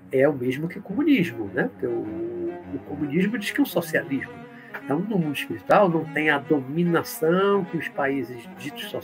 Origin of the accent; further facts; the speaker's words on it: Pernambuco, Brazil; born there; also born or lived in Rio de Janeiro; now in Salvador, Brazil; Eu, hoje eu moro em Salvador, eu nasci ali na Pernambuco, já morei no Rio de Janeiro várias vezes, em Salvador, mais tempo.